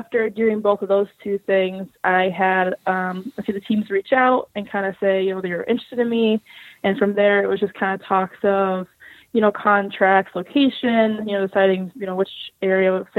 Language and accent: English; Orlando, Florida, United States; moved away as an adult; I grew up in Florida, like Orlando, Florida, specifically